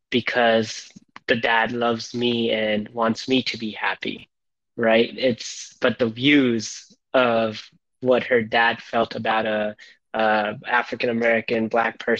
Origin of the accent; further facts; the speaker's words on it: United States; growing up in the States after 9 11, I got, you